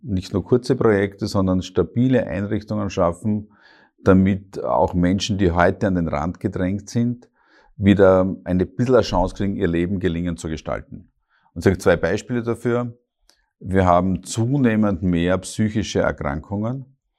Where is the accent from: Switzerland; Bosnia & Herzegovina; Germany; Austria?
Austria; Hartberg, Styria; moved away as an adult; now in Graz, Austria; ich komme klassisch aus der Oststeiermark, die ist sehr stark geprägt